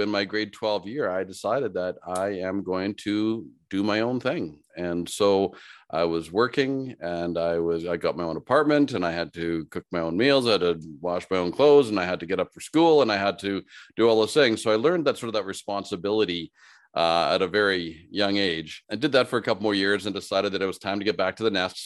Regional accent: Saskatoon, Saskatchewan, Canada; also born or lived in Regina, Saskatchewan; in Regina, Saskatchewan, here as where I was born, and then I grew up in Saskatoon, which is two hours north

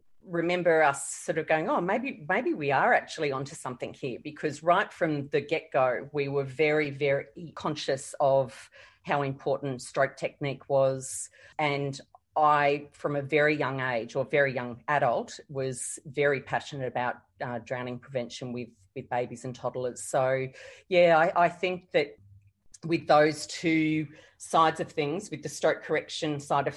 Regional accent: Gold Coast, Queensland, Australia; also born or lived in Sydney; when I was about 5, we moved to the Gold Coast to run the Palm Beach Olympic pool. And that was my home for my childhood.

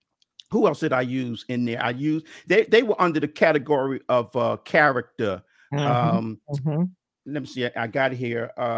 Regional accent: New York City, New York, United States; I grew up in Bedford-Stuyvesant in Brooklyn, New York, and I love sports.

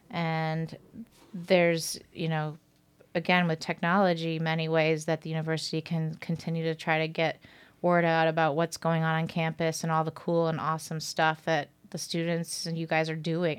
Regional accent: Watertown, New York, United States; moved away as an adult; also born or lived in Hartford, Connecticut; now in Manhattan, United States; I'm currently living in Manhattan, but I'm originally from the North Country

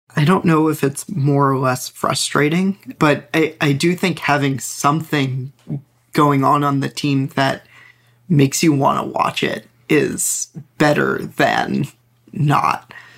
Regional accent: New York suburbs, United States; I grew up in the New York suburbs in, you know, the late nineties

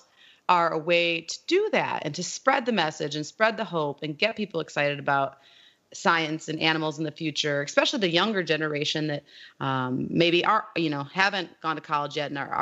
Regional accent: South Haven, Michigan, United States; I'm from a little town called South Haven on the west coast

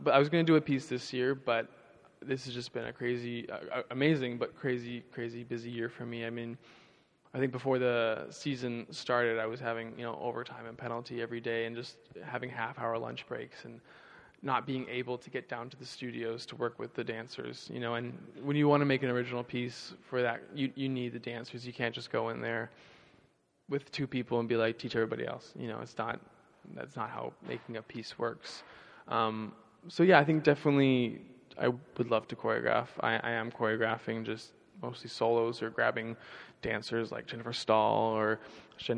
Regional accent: Vancouver, British Columbia, Canada; now in San Francisco, United States; I'm from Vancouver, which is the opposite side from Toronto

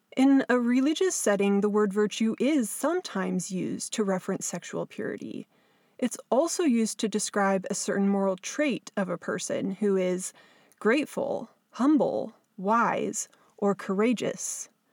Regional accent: Southern California, United States; moved away as an adult; now in Alaska, United States; I grew up in Southern California, but have lived all my adult years in Alaska.

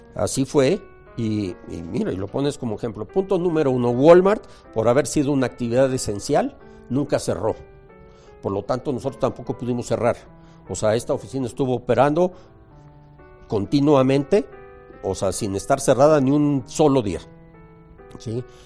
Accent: Mexico; como cualquier mexicano de mi edad contemporáneo

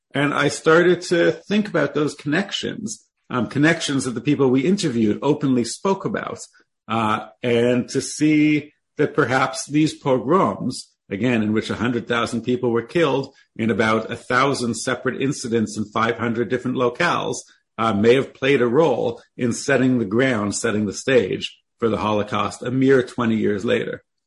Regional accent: Toronto, Ontario, Canada; I was born in Toronto, Canada

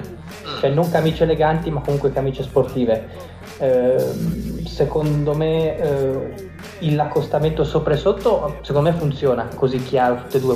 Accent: Liguria, Italy; io sono anche ligure da un certo punto di vista

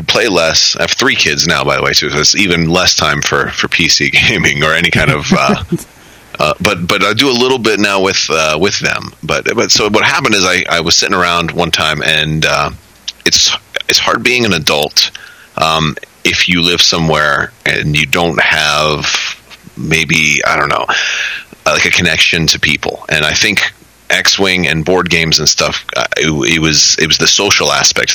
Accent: Florida, United States; now in Orlando, United States; I don't live in my hometown anymore because I was in the army after high school and I got out and moved to Orlando. I was originally from a different part of Florida

